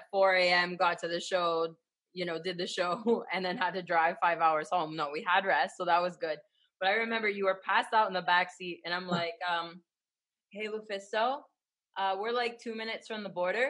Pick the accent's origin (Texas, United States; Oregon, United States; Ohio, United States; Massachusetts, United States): Ohio, United States; I'm from Ohio, I'm a Sheetz girl 100%